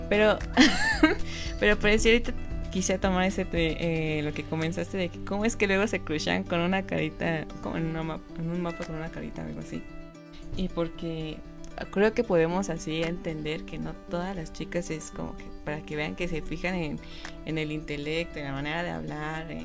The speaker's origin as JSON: {"language": "Spanish", "region": "Mexico City", "country": "Mexico", "said": "¿Tú, de dónde eres? La Ciudad de México."}